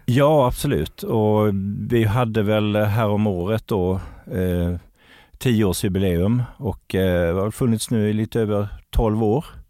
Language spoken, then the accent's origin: Swedish; Kalmar County, Sweden; moved away; jag är ju från Öland ursprungligen så att kroppkaka har liksom blivit en del av min uppväxt